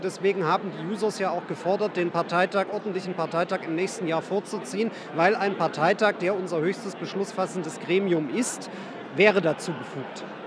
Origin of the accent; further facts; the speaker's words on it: Saxony, Germany; moved away; also born or lived in Western Pomerania; ich komme aus Sachsen und habe dann lange in Vorpommern gelebt.